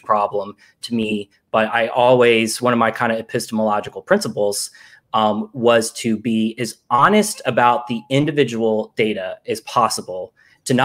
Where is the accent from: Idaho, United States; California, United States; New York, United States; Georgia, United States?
Georgia, United States; now in Brooklyn, United States; I'm from Georgia